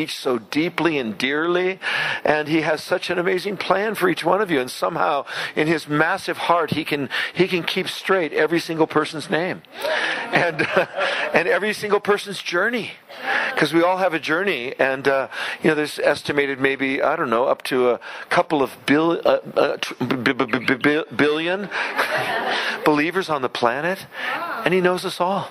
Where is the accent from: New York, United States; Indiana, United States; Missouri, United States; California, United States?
California, United States; San Francisco; I was raised in San Francisco with no Christian upbringing